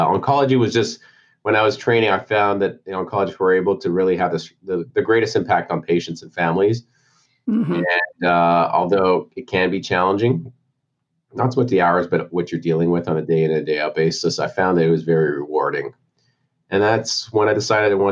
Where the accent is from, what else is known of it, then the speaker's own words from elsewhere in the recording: Montreal, Quebec, Canada; moved away as an adult; also born or lived in Texas; now in Tampa, United States; born and raised in Montreal, Canada. So I'm a Canuck at heart.